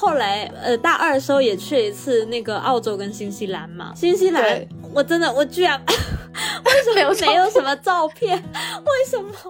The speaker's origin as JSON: {"language": "Chinese", "country": "China", "said": "一听到我们是从中国来的就很兴奋"}